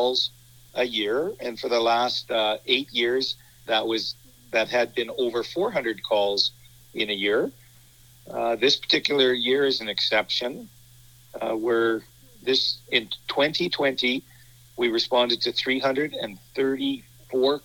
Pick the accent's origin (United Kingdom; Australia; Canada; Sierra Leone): Canada; Brooks, Alberta; I was born in Brooks, lived here all my life.